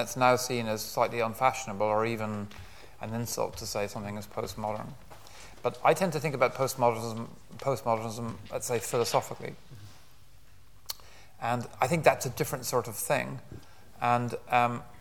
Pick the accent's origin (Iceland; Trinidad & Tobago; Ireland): Ireland; west of Ireland; I was brought up in Ireland, particularly in the west of Ireland